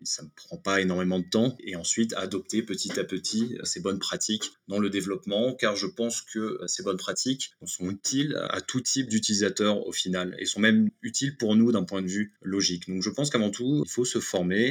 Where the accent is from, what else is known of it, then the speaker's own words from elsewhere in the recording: France; je suis français et j'étais basé en France